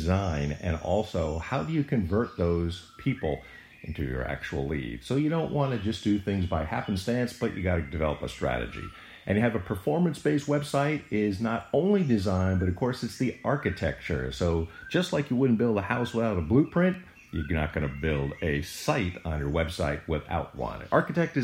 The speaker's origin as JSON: {"language": "English", "country": "United States", "tie": "born or raised there", "said": "growing up near New York City"}